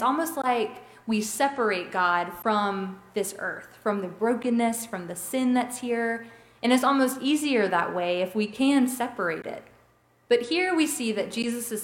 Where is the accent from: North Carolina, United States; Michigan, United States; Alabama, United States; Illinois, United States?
Alabama, United States; Robertsdale; people that I grew up with in Robertsdale